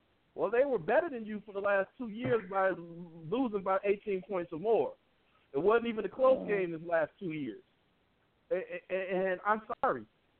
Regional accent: Chicago, Illinois, United States; I'm a Chicagoan, and I'm one of those Chicagoans

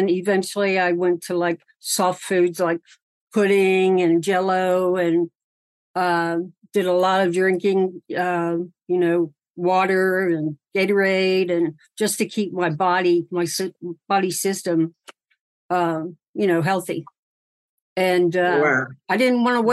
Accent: Cincinnati, Ohio, United States; I was born and raised in Cincinnati, Ohio

